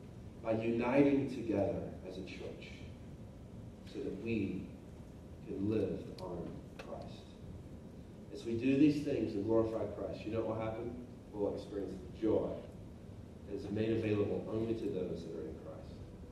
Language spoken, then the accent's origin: English; Oklahoma, United States; moved away; I grew up in Oklahoma, and I want you to know it's a pretty big deal to have a victory in anything when you live in Oklahoma.